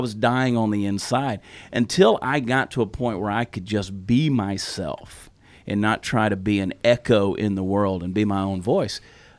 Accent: the South, United States; accent: Southern; Yeah, and I've said before, I didn't lose my Southern accent. I sort of muted it a little bit, but I can turn it loose really, really fast in the right moment.

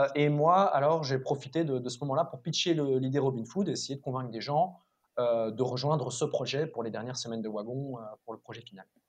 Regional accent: Mouscron, Wallonia, Belgium; also born or lived in Louvain-la-Neuve; j'ai grandi à Moucron

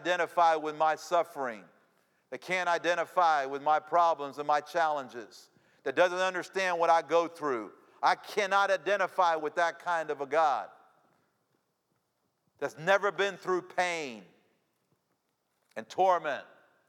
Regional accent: Cuba; now in United States; I say, yeah, I'm Cuban. I was born in Cuba, came here in the 1960s. Yeah, I'm Cuban.

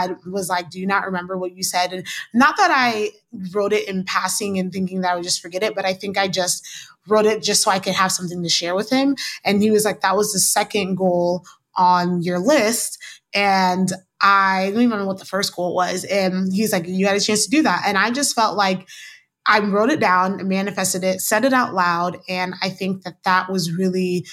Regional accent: Kansas City, Missouri, United States; also born or lived in overseas (birthplace); now in Washington DC, United States; I was born overseas, but I grew up in Kansas City

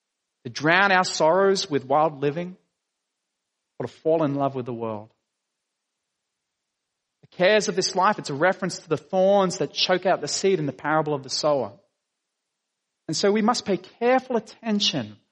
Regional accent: Dapto, New South Wales, Australia; I grew up in Dapto.

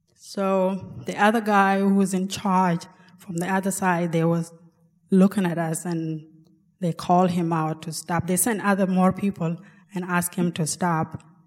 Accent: South Sudan; also born or lived in Ethiopia; now in Alaska, United States; I'm from South Sudan, but was born in refugee camp in Ethiopia

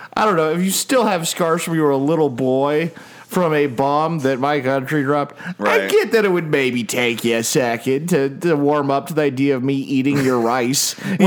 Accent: United States

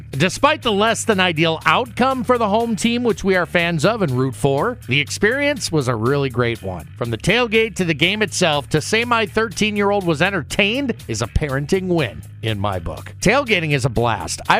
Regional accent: Minneapolis, Minnesota, United States; now in Central Iowa, United States; I may be a proud native Minnesotan, born and raised in the Twin Cities of Minneapolis and St. Paul, and I may be a longtime Central Iowan and call this place home

